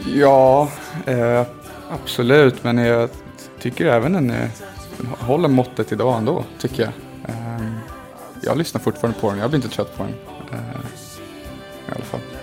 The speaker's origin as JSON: {"language": "Swedish", "town": "Stockholm", "region": "Stockholm County", "country": "Sweden", "tie": "born or raised there", "said": "när jag var liten och bodde på Djurgården"}